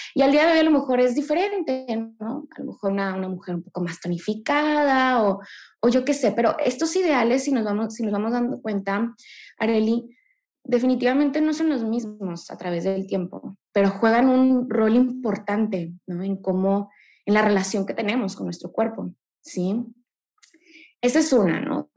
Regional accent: Monterrey, Nuevo León, Mexico; Yo soy aquí orgullosamente regia

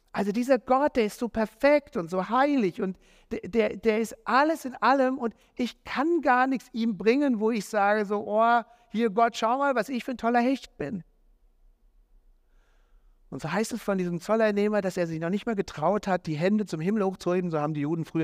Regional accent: Marburg, Hesse, Germany; An diesem Tag, als das Mädel mit mir Schluss gemacht hat, bin ich in Marburg, da wo ich aufgewachsen bin, bin ich in einem Jugendgottesdienst äh, gelandet.

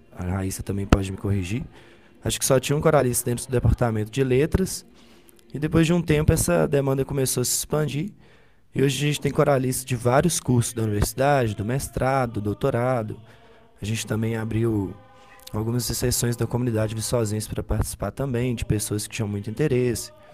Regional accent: Ubaporanga, Minas Gerais, Brazil; moved away as an adult; now in Viçosa, Brazil; eu nasci em Ubaporanga, uma cidade muito pequenininha, aqui em Minas Gerais

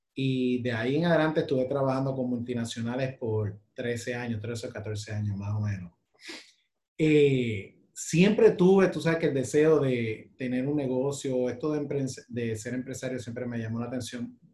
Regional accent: Puerto Rico; Nosotros somos como la China del Caribe

